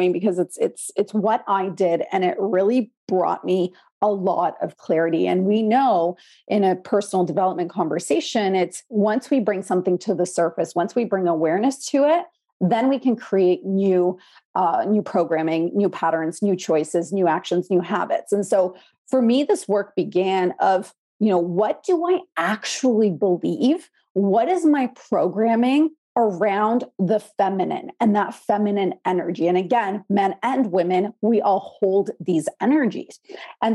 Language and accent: English; Canada; also born or lived in Poland; I was born in Poland, came to Canada as a Polish immigrant when I was 6 years old